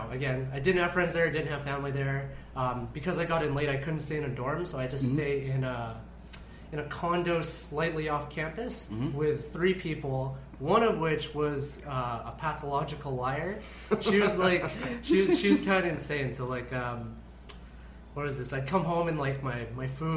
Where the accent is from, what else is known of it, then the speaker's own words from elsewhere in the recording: Vancouver, British Columbia, Canada; also born or lived in Toronto; now in Philippines; I got into UBC, which is in my hometown of Vancouver